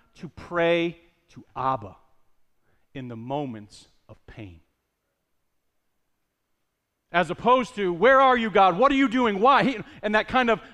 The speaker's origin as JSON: {"language": "English", "region": "Northeast", "country": "United States", "said": "We're from the Northeast"}